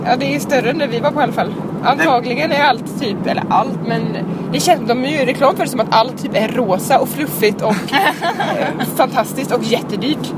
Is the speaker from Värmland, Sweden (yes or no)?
yes; Karlstad, Värmland, Sweden; now in Gothenburg, Sweden